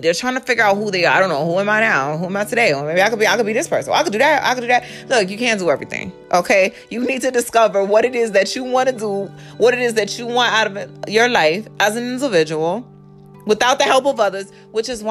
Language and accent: English; Indiana, United States; also born or lived in New York / Texas; now in Georgia, United States; I was born in Indiana. I was in Indiana for quite some time. And then I moved to New York, what, in 2006?